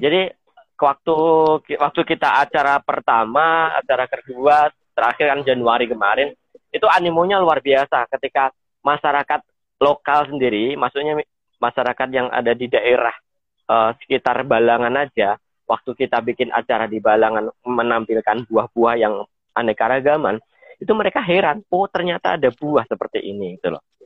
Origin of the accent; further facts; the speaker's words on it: Blitar, East Java, Indonesia; moved away as an adult; now in South Kalimantan, Indonesia; saya dari Jawa Timur, dari Blitar